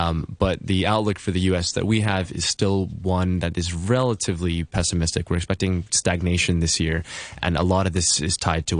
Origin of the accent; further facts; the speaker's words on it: United States; despite being an American.